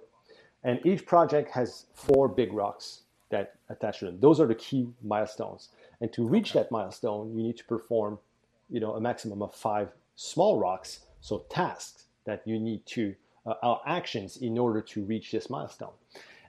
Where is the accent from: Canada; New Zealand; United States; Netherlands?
Canada; New Brunswick; first language French; English is a second language; I'm in New Brunswick, Canada, right? So yes. I'm in the Maritimes. Yeah. You might notice my French is actually my first language.